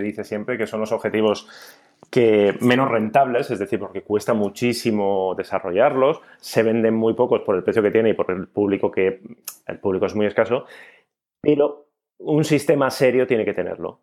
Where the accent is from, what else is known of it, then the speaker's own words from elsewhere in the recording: Basque Country, Spain; ya sabéis cómo somos los vascos